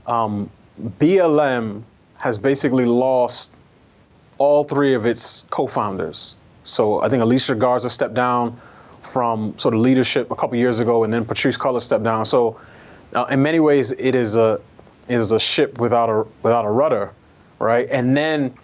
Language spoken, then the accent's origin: English; New York, United States; I'm a New Yorker, I grew up taking public transportation.